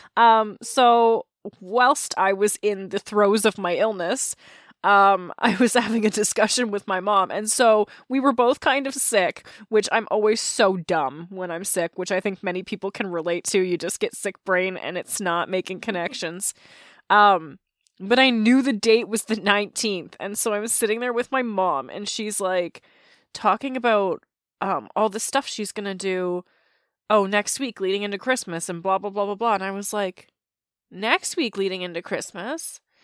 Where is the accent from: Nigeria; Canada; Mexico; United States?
Canada; As a Canadian